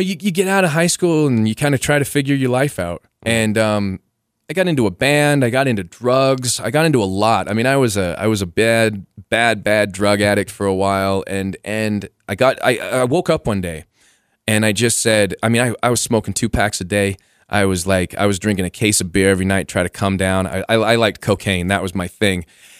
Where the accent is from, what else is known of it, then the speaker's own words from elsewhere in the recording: Costa Rica; born there; I was born in Costa Rica, so I had Latin blood